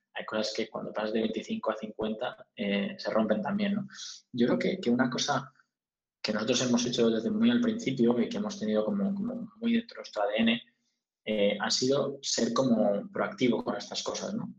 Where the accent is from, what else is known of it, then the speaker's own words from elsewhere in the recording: Spain; moved away as an adult; also born or lived in United States / United Kingdom; nosotros somos españoles